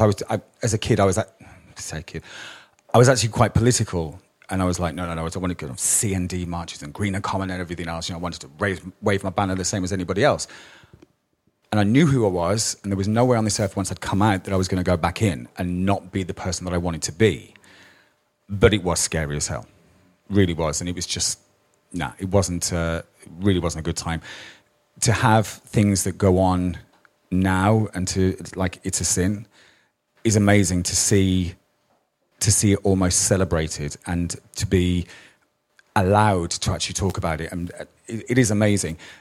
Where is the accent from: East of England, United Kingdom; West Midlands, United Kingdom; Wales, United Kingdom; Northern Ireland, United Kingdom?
West Midlands, United Kingdom; Birmingham; I was brought up in Birmingham